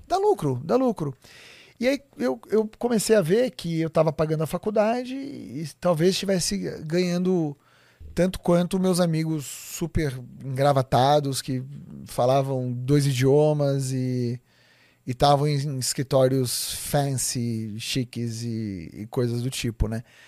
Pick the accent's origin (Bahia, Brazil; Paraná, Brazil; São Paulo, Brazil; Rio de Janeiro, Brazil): São Paulo, Brazil; Eu nasci em São Paulo, aqui no, no na região de, da, da Vila Mariana, Vila Clementino, por ali